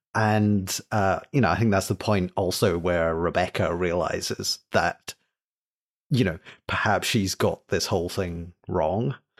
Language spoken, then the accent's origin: English; Scotland, United Kingdom; being British, Scottish